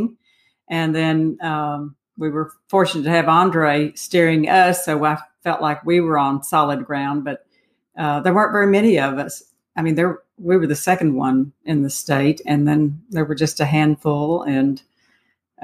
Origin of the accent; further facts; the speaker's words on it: Dallas, Texas, United States; I grew up in Dallas too